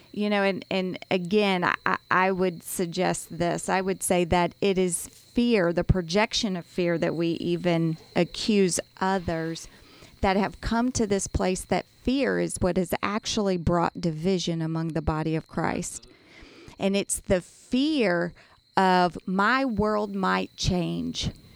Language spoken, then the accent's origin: English; United States; as an American